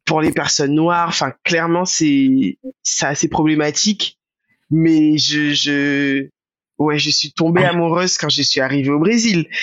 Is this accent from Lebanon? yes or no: no; Guadeloupe; moved away; also born or lived in Marseille; le fait d'avoir grandi en Guadeloupe